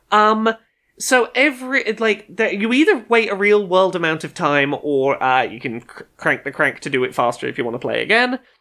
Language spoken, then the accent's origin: English; United Kingdom; as a British child of a certain age